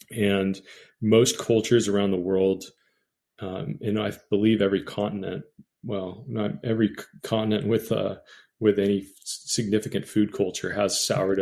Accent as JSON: {"language": "English", "area": "Bay Area", "region": "California", "country": "United States", "tie": "born or raised there", "said": "I grew up in the Bay Area, which is the mecca of sourdough"}